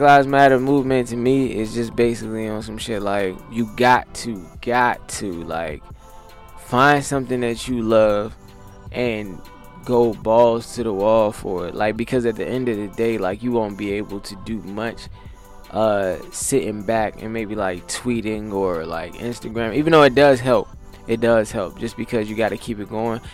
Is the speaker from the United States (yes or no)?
yes; Alexandria, Virginia, United States; my hometown, Alexandria, Virginia